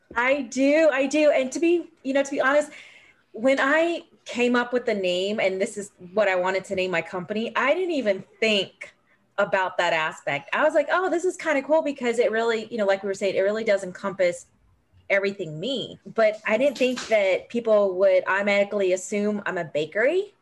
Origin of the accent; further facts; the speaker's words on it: California, United States; moved away as an adult; now in South Carolina, United States; I'm actually a California native. So I was born and raised in California before I joined the Navy